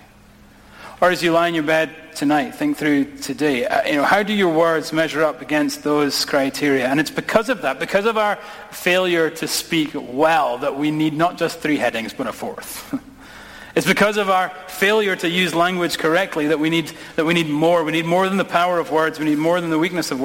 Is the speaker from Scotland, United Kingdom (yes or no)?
yes; Scotland, United Kingdom; now in United States; My accent reveals that I am not from these parts, okay? And my wee brother's getting married. We're going to go back to Scotland